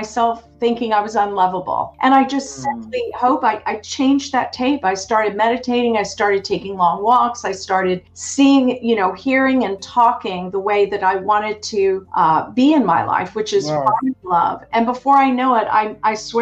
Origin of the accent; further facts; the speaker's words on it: Baltimore, Maryland, United States; moved away as an adult; also born or lived in Southern California; now in Seattle, United States; originally, I grew up in Baltimore, Maryland on the East Coast